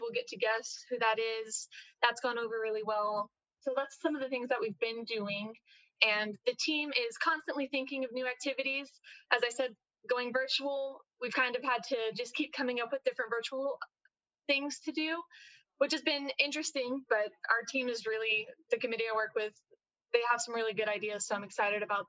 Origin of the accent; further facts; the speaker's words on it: Houston, Texas, United States; I am from Houston